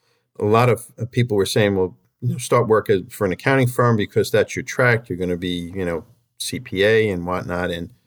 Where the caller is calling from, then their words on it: Huntington, New York, United States; I'm calling in from Huntington, which is on the western edge of Suffolk County in Long Island.